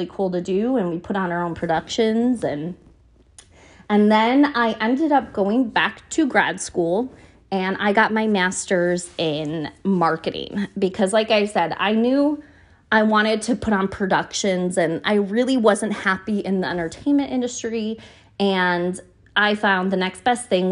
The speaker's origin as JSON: {"language": "English", "town": "Buffalo", "region": "New York", "country": "United States", "tie": "born or raised there", "moved": "as an adult", "lives_now": "New York, United States", "said": "It was a school about 45 minutes south of where I grew up in Buffalo"}